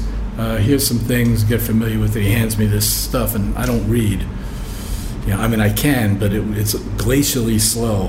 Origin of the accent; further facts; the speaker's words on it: Lancaster, California, United States; I grew up in Lancaster from about 11 years old through 14, 15